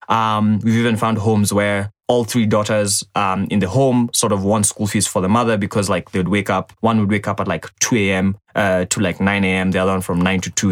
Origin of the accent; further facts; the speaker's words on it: Ongata Rongai, Kajiado County, Kenya; So I grew up in uh, Rongai. uh, that's in Kajiado County